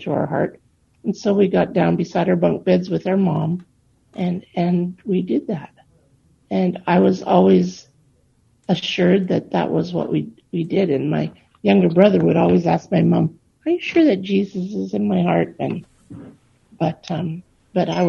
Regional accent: Churchill, Manitoba, Canada; also born or lived in Thompson, Manitoba / South Indian Lake, Manitoba; I was born in Fort Churchill in the Army Hospital when they had one there. I grew up till I was about seven in a house my dad built in Churchill

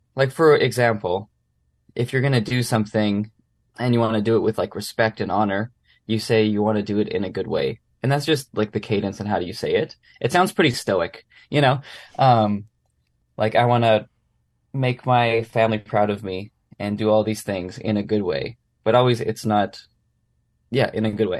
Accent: Brandon, Manitoba, Canada; I grew up in Brandon, Manitoba

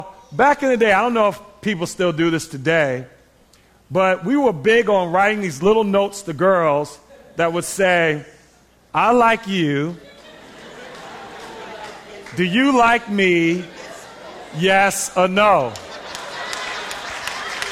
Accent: New York City, New York, United States; I grew up in Queens, New York, in the Hollis area

